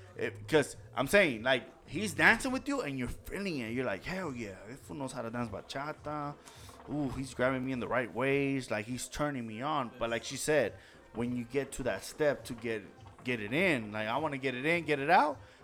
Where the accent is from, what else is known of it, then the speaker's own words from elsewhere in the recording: Los Angeles, California, United States; moved away; I know my fucking shortcuts where I'm from, downtown